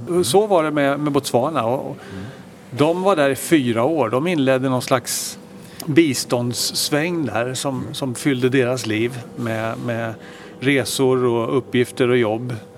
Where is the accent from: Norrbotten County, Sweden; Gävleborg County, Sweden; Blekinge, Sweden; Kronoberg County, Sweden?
Kronoberg County, Sweden; Växjö; moved away as an adult; also born or lived in Stockholm; född och uppvuxen i, i Stockholm mm. tills jag var sju år. Då flyttade jag och familjen till Växjö i Småland. Så det var egentligen där jag hade mina, mina skolår